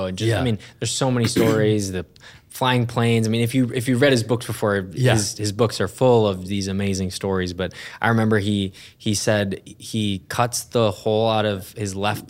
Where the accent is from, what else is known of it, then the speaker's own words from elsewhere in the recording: Minnesota, United States; not just because I'm also from Minnesota, sharing about the state fair and going out on the lake and everything